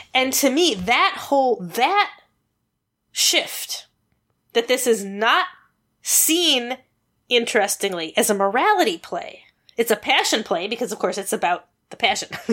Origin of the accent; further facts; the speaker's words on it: United States; as an American